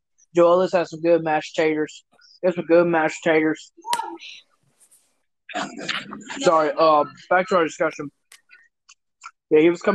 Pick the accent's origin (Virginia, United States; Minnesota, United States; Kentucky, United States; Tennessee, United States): Minnesota, United States; Minneapolis; I'm from Minneapolis. I'm from where it started